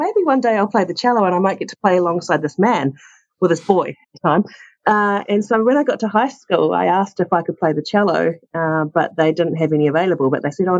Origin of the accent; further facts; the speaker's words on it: Christchurch, Canterbury, New Zealand; when I was growing up in Christchurch, there wasn't a major wine scene.